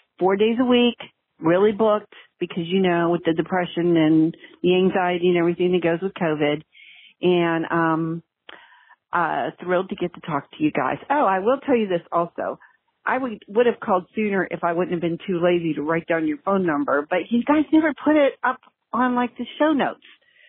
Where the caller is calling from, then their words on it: Rock Hill, South Carolina, United States; I'm calling from Rock Hill, South Carolina.